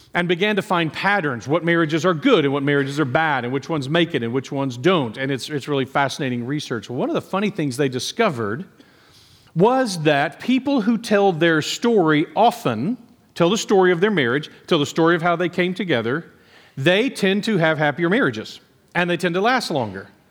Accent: Nacogdoches, Texas, United States; growing up in Nacogdoches

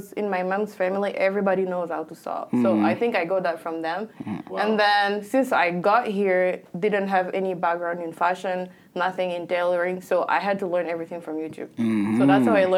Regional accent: DR Congo; moved away; I was born and raised in the Democratic Republic of the Congo.

